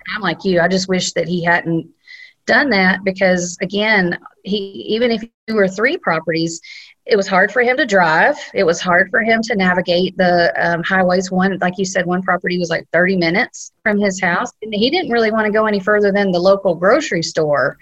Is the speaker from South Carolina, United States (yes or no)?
yes; South Carolina, United States; moved away; I'm from South Carolina